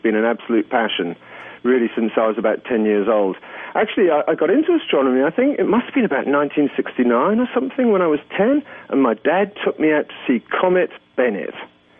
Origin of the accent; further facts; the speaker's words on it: England, United Kingdom; now in Luxembourg; But I came here from England 25 years ago, and I, when people ask, I always tell them I'm still saving up for the ticket home.